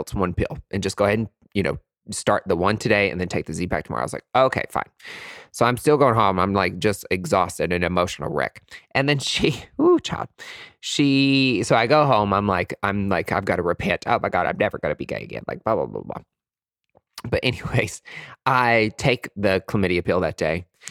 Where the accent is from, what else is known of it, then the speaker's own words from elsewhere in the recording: East Tennessee, United States; also born or lived in Nashville, Tennessee; Growing up in East Tennessee, we only had, like, white folks.